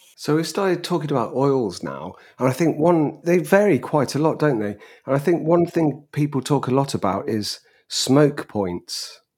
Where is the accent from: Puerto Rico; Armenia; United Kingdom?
United Kingdom; England; as an Englishman